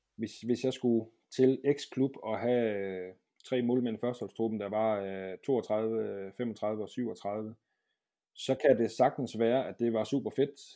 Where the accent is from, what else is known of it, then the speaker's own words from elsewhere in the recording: Brøns, Southern Denmark, Denmark; moved away as an adult; also born or lived in Aarhus; det var jeg mange år nede i Brøns, hvor jeg kommer fra, nede i Sønderland